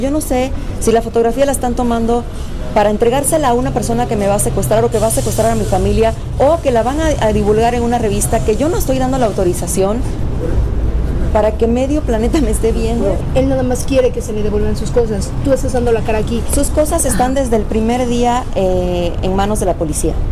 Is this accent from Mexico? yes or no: yes; Mexico; Soy mexicana y me considero mexicana y no por nacer en otro lugar